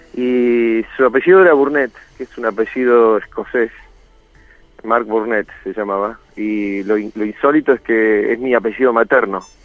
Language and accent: Spanish; Argentina; soy un sobreviviente del Regimiento 7, digamos, la unidad con más muertos y heridos del lado argentino